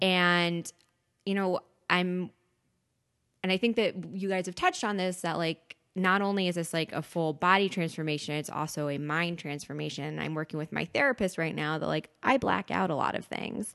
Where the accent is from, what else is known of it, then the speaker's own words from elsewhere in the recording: Westchester County, New York, United States; I grew up in Westchester County